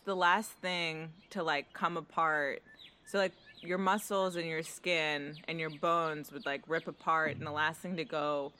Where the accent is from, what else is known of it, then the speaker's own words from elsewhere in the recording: Moldova; moved away; It's, like, Eastern European. I'm, like, Russian. I was born in Moldova, so it's, like, Moldovan, USSR.